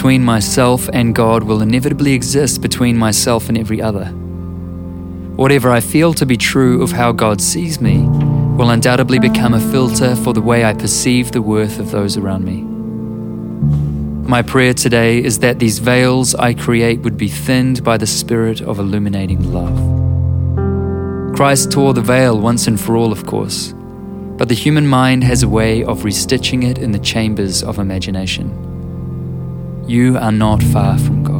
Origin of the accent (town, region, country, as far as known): New Zealand